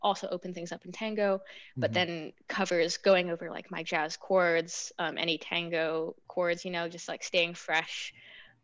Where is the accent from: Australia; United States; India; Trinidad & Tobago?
United States; moved away; I'm from the States